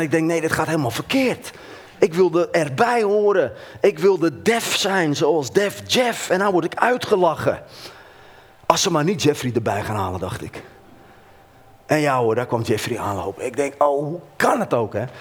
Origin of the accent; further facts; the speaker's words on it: Hoorn, North Holland, Netherlands; moved away as an adult; now in Heerlen, Netherlands; ik ben opgegroeid in Horen. Ik ben een West-Fries, eenentwintig jaar in Horen gewoond.